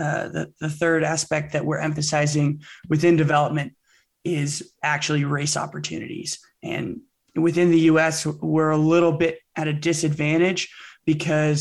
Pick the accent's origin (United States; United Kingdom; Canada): United States; Bay Area, California; I grew up in the Bay Area, California.